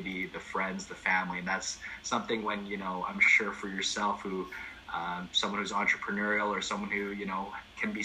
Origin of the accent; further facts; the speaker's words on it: Calgary, Alberta, Canada; I was born and raised in Sunnyside back when there was low-income housing in Sunnyside.